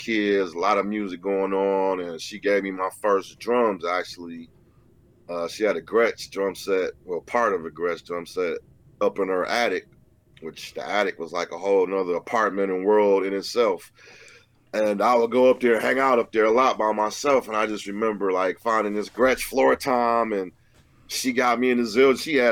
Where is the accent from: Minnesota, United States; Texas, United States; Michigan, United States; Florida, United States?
Michigan, United States; Detroit; born or raised there; also born or lived in New York City